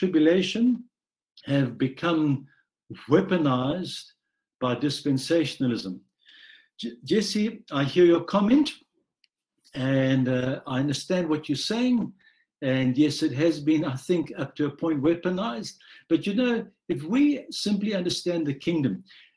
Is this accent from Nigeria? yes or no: no; South Africa; a white South African born and raised in South Africa under apartheid